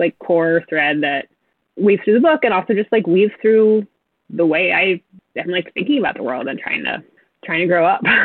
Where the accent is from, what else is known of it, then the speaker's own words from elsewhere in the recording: New England, United States; I grew up in New England